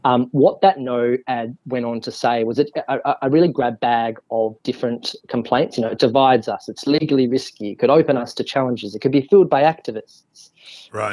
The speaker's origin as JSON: {"language": "English", "country": "Australia", "moved": "yes", "lives_now": "Wellington, New Zealand", "said": "as an Australian with compulsory voting."}